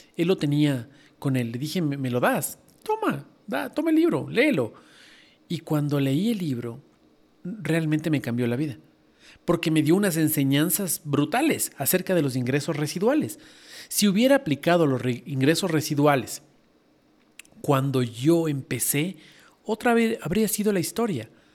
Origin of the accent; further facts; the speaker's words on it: Ecuador; la, moneda en esa época en mi país era el sucre